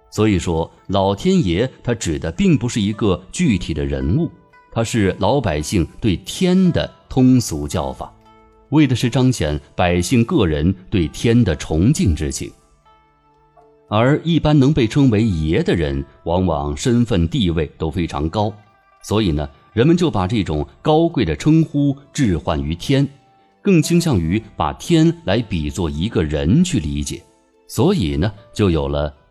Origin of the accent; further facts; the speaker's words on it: China; 我们中国人